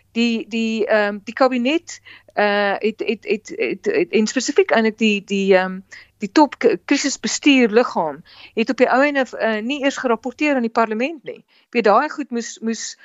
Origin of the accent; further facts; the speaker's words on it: South Africa; ons as Suid-Afrikaners